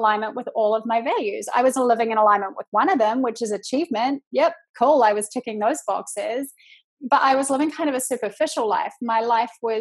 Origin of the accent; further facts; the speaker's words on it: New Zealand; accent: Kiwi; moved away as an adult; now in United States; I am from New Zealand. I live in the States now